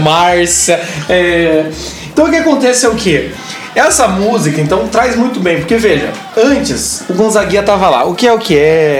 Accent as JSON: {"language": "Portuguese", "country": "Brazil", "said": "como a gente é brasileiro, ele tá no nosso sangue"}